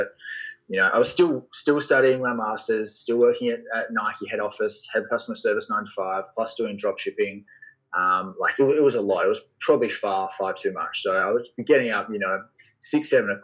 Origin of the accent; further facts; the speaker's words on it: Australia; I am from Australia